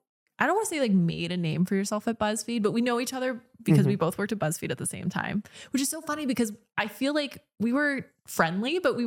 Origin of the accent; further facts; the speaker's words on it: Philippines; Well, so Brandon and I, we're gonna learn Tagalog and Italian because he's Italian, and then I'm obviously Filipino